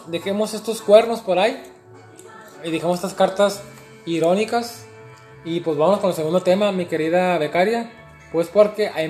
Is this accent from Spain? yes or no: no; Mexico; now in Canada; pues, sabes que yo soy latino, mexicano, vivo en Canadá.